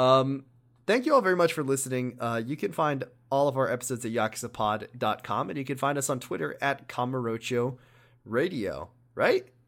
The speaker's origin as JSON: {"language": "English", "country": "United States", "said": "We're American, too"}